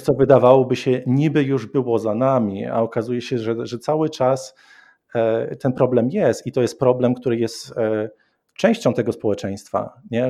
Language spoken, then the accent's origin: Polish; Koszalin, West Pomeranian Voivodeship, Poland; now in Montana, United States; Ja pochodzę z Koszalina